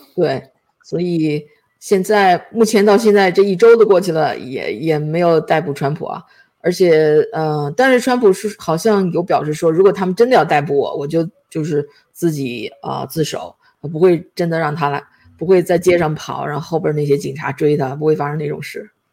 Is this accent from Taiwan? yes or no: no; China; 就觉得好像他给我们中国人露脸了一样